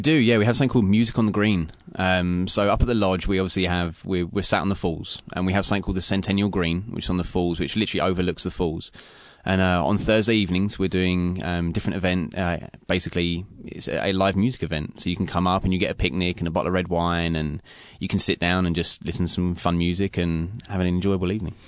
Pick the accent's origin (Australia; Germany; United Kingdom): United Kingdom; London; now in Pacific Northwest, United States; I'm from England, from London.